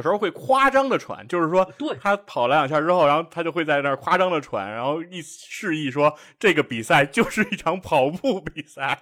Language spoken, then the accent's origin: Chinese; China; 我们中国人